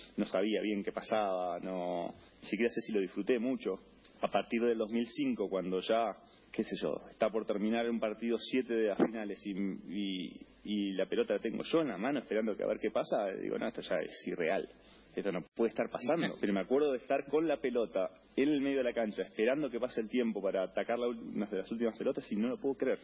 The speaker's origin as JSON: {"language": "Spanish", "country": "Argentina"}